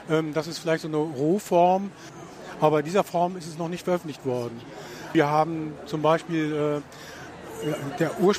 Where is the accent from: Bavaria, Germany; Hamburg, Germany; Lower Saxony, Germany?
Lower Saxony, Germany; Hanover; Äh, es gibt mittlerweile wieder, ich komme ja aus Hannover, ziemlich viele Seminare, die sich mit Schmidt beschäftigen.